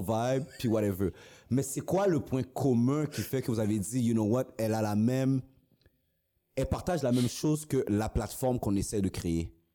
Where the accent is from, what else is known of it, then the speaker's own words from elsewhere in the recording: Haiti; also born or lived in Quebec; now in Canada; je suis né en Haïti, je suis venu ici